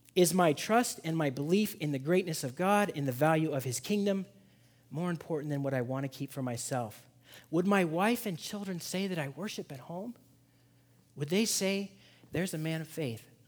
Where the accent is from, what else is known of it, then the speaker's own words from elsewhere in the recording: Seattle, Washington, United States; moved away; also born or lived in Boston; I'm from Seattle